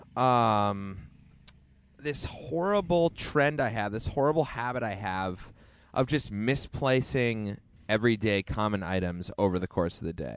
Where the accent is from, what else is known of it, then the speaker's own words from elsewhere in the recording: Hanover, New Hampshire, United States; moved away; I am back in my hometown